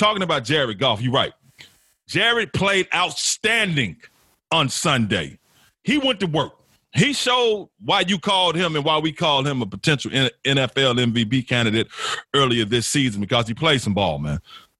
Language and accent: English; Tennessee, United States